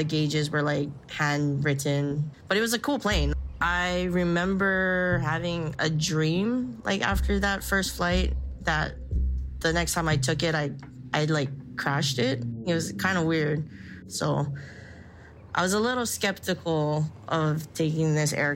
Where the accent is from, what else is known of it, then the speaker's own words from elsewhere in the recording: Kealakekua, Hawaii, United States; I'm from Kalakekua, Hawaii on the Big Island, which is South Kona.